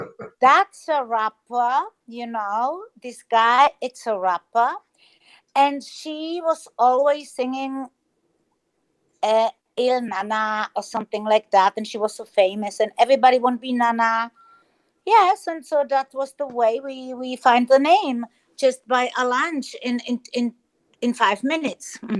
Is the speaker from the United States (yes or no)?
no; Germany; English is a second language; also born or lived in Czech Republic; now in Spain; I grew up in Germany